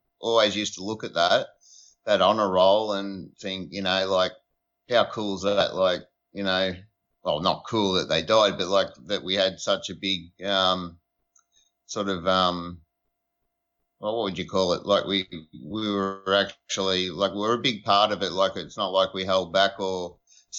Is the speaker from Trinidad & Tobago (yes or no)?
no; Australia; I grew up on a dairy farm in the middle of nowhere, so 10 miles out of a town that had probably 60 people in it